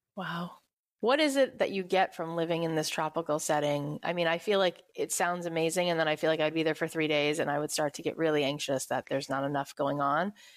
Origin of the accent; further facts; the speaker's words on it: Florida, United States; now in Los Angeles, United States; I grew up in Florida and now living in L